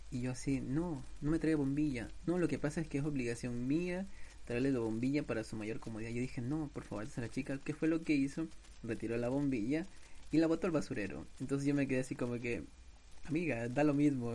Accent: Ecuador; mi país Ecuador

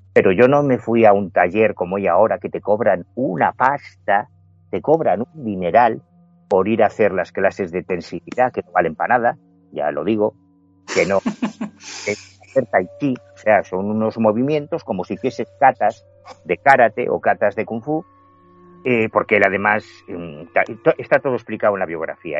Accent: A Coruña, Galicia, Spain; yo soy gallego, yo mi casa está en La Coruña

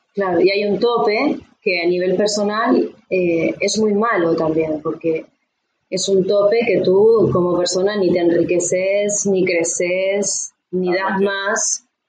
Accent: Uruguay; now in Tarragona, Spain; yo actualmente vivo en Tarragona, en España, eh, pero somos del Uruguay

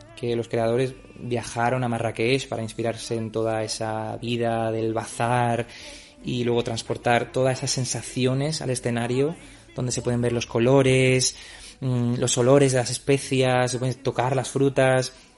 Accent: Ceuta, Spain; moved away as an adult; also born or lived in Germany; now in Stuttgart, Germany; soy de Ceuta y los últimos cuatro años he estado trabajando en Alemania

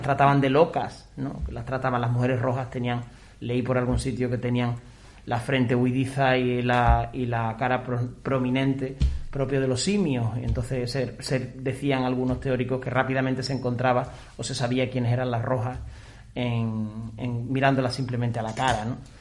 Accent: Extremadura, Spain; En mi pueblo, por ejemplo, todavía sigue, en Extremadura

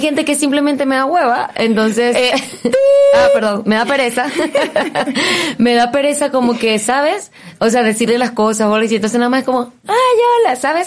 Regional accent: Maracaibo, Zulia, Venezuela; moved away as an adult; now in Mexico; yo comencé a los 17 años en Venezuela. También soy venezolana

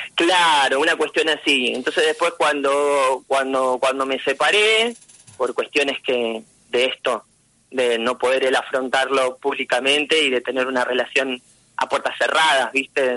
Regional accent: General Lavalle, Buenos Aires Province, Argentina; also born or lived in La Plata; now in Mar del Plata, Argentina; Yo nací en La Plata, y cuando tenía cuatro años, mis padres eh, nos llevaron a vivir a General Lavalle, valle que estaba pegadito a San Clemente del Tuyú y ahí em, hice mi primaria, mi secundaria

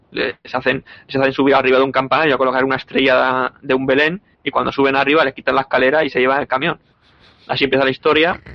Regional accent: Alicante, Valencian Community, Spain; como alicantino que soy.

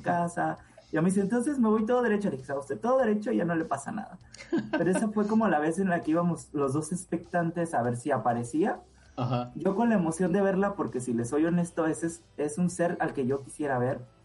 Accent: Puerto Ángel, Oaxaca, Mexico; el lugar donde yo nací, que se llama Puerto Ángel

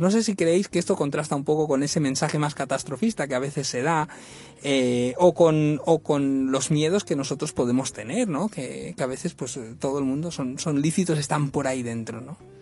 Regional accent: Badalona, Catalonia, Spain; mi tierra, en Badalona

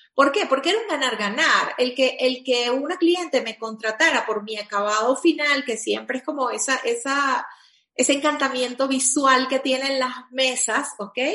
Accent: Venezuela; also born or lived in Caracas, Venezuela; yo soy venezolana

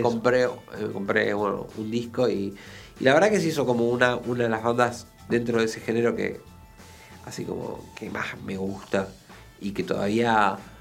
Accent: Buenos Aires, Argentina; born or raised there

